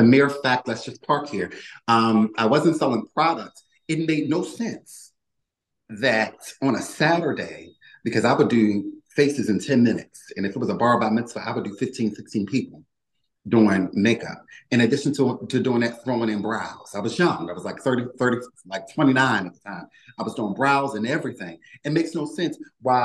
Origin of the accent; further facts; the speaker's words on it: Baltimore, Maryland, United States; moved away as an adult; now in Philadelphia, United States; I'm originally from Baltimore, Maryland, but I moved to Philly